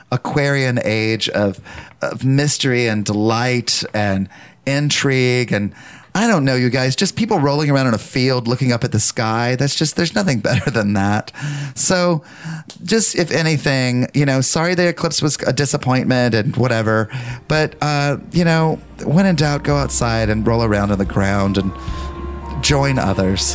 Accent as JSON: {"language": "English", "area": "the South", "region": "Southern United States", "country": "United States", "said": "As a Southerner"}